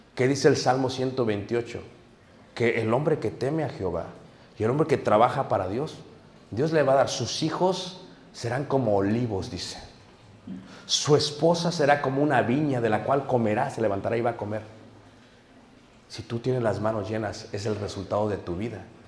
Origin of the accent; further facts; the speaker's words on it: Mexico City, Mexico; Nosotros somos de Ciudad de México, mi madre nos llevaba al estado de Guerrero y nos mandaba con mi abuelo